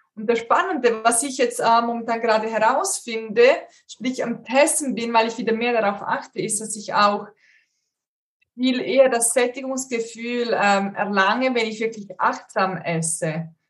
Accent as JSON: {"language": "German", "country": "Switzerland", "said": "bei uns in der Schweiz"}